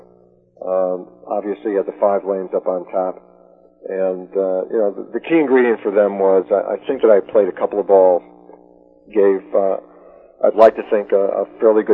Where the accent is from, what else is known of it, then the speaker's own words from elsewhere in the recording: Chicago, Illinois, United States; moved away as an adult; also born or lived in Madison, Wisconsin; I grew up in Chicago but went to school in Madison